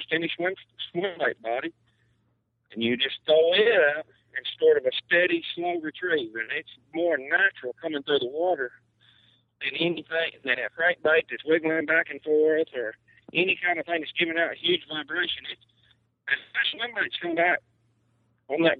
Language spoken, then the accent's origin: English; Alabama, United States; growing up in Alabama